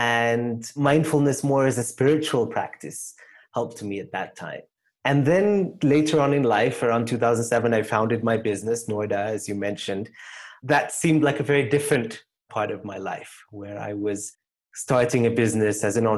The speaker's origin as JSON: {"language": "English", "country": "United Kingdom", "tie": "born or raised there", "also_born_or_lived": "Canada", "said": "I grew up in the UK and Canada, and then I came initially to Rwanda, actually, to work with a nonprofit that my grandfather had started"}